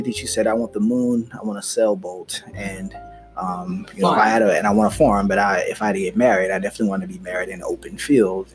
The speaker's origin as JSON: {"language": "English", "country": "United States", "said": "I am Black American"}